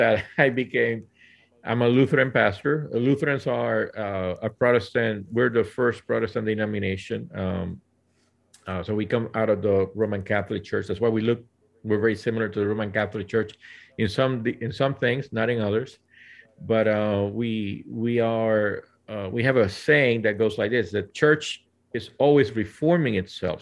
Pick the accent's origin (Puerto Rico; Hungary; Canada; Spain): Puerto Rico; now in Central Valley, United States; I was born and raised in Puerto Rico